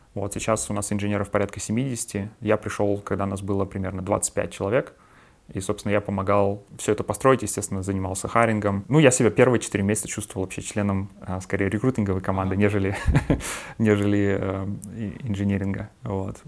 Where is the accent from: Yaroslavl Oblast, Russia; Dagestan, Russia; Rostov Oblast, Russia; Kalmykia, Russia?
Yaroslavl Oblast, Russia; Yaroslavl; moved away as an adult; also born or lived in Moscow; До этого я работал а, в Ярославле, в моем родном городе